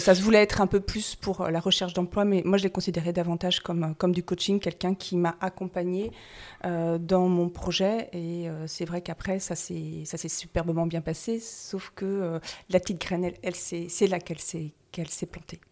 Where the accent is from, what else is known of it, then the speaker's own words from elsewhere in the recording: Brittany, France; also born or lived in Paris / Toulouse / Germany / Normandy; now in Noirmoutier-en-l'Île, France; je suis bretonne